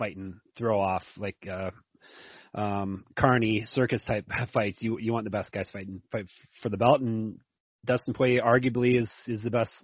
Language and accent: English; Canada; I'm Canadian